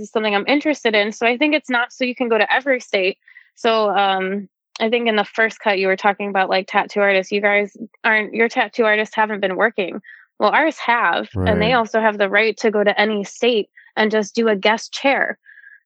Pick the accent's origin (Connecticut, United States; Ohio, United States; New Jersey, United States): Ohio, United States; Cleveland; moved away as an adult; now in California, United States; I'm from Cleveland, Ohio